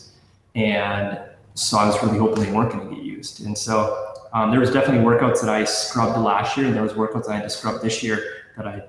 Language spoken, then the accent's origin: English; St. Cloud, Minnesota, United States; I'm from St. Cloud. I'm born and raised, love the city.